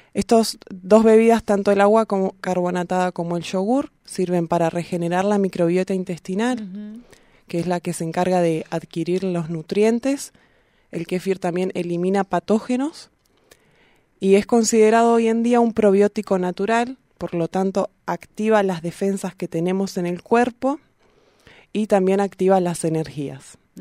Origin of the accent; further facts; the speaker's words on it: Bahía Blanca, Buenos Aires Province, Argentina; now in Neuquén, Argentina; yo soy de Bahía Blanca